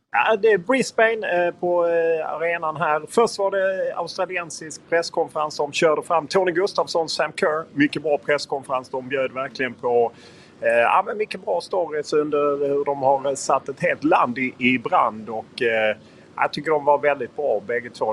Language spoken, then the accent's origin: Swedish; Lund, Skåne, Sweden; now in Stockholm, Sweden; jag är från Lund